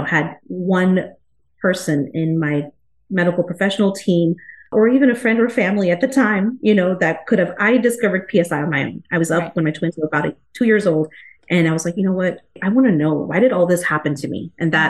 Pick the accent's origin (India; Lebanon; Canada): India; Yeah, so I'm from India. I'm Indian. I've lived here. My family, we've all been here since the 70s and 80s.